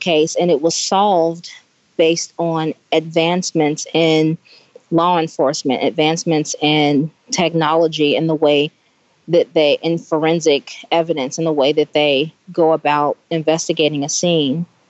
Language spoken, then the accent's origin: English; Indiana, United States; moved away; I'm from Indiana